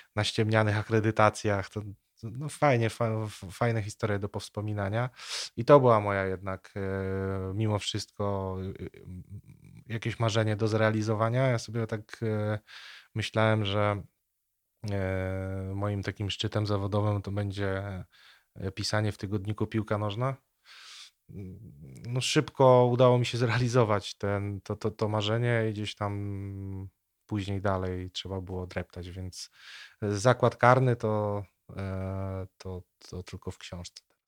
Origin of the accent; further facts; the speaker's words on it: Nowogród Bobrzański, Lubusz Voivodeship, Poland; ja pochodzę z takiej niedużej miejscowości pod Zieloną Górą. Ta miejscowość nazywa się Nowogród Bobrzański.